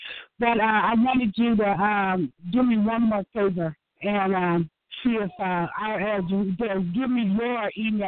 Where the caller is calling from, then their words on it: Illinois, United States; calling from Illinois.